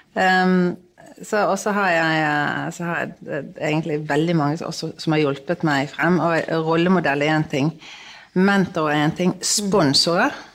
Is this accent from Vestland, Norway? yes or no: yes; Bergen, Vestland, Norway; jeg er fra Bergen